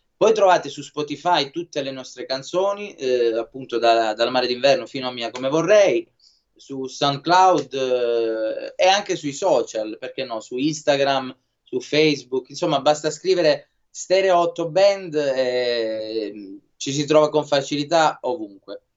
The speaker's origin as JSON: {"language": "Italian", "area": "Lucania", "region": "Basilicata", "country": "Italy", "said": "Noi invece siamo Lucani"}